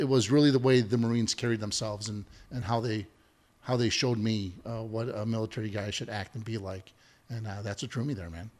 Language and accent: English; Chicago, Illinois, United States; growing up in the South Side, right? I'm a, I'm, I'm a son of a steel mill worker